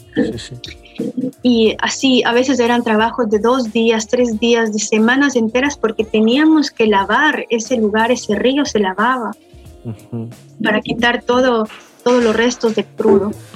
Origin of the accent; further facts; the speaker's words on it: Quito, Pichincha, Ecuador; moved away as an adult; now in Russia; yo soy ecuatoriana, de, vivo en la ciudad de Quito, en Tumbaco, que es un valle